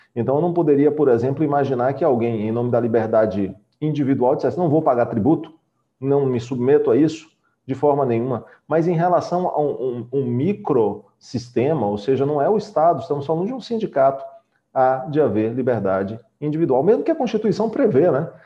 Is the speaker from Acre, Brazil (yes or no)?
no; Bahia, Brazil; somos baianos